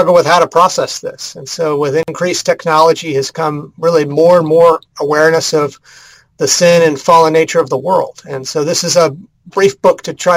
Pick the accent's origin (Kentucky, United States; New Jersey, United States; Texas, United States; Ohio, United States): Texas, United States; Houston; moved away as an adult; also born or lived in North Carolina; now in Kansas City, United States; I'm originally from Texas, though. I grew up in the Houston area